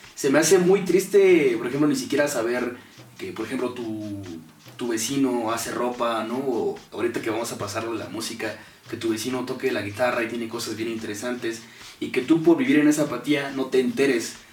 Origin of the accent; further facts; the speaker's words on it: Mexico; como mexicano